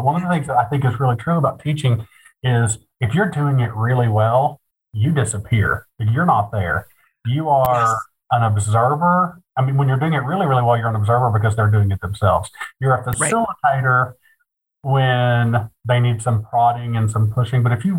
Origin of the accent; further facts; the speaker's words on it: Appalachia, United States; also born or lived in Kentucky; I'm Appalachian, gay